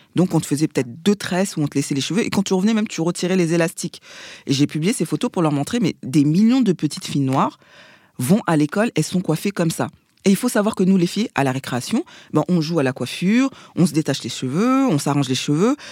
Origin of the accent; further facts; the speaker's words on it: Paris, Île-de-France, France; also born or lived in Seine-Saint-Denis; je suis parisienne. Je suis née euh, à l'hôpital Saint-Antoine, dans le deuxième arrondissement. On a habité euh, dans le 19e pendant des années avant de déménager dans, dans le 93.